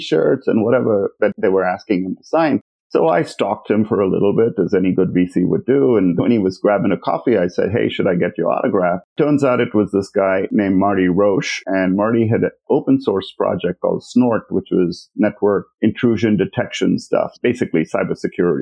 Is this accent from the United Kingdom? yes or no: no; Mumbai, Maharashtra, India; moved away as an adult; also born or lived in Manipal, India / Berkeley, United States; now in Silicon Valley, United States; I grew up in Bombay